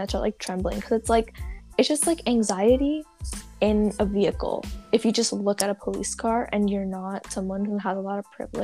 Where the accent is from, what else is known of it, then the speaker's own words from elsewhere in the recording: Santa Barbara, California, United States; I was born and raised in Santa Barbara, and I am a first-generation Indian-American